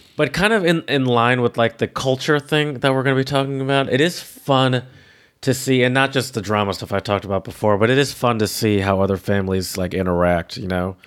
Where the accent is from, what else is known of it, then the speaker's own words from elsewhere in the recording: Detroit, Michigan, United States; I'm from the Metro Detroit